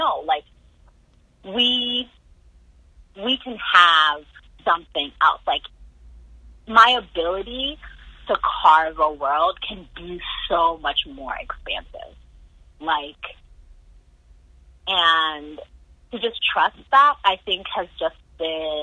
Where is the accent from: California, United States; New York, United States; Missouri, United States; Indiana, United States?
Indiana, United States; We grew up in Barbaryville, Indiana